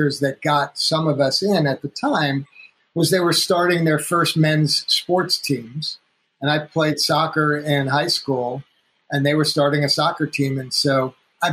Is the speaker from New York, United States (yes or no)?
yes; North Woodmere, New York, United States; I grew up on Long Island, in outside of Manhattan in New York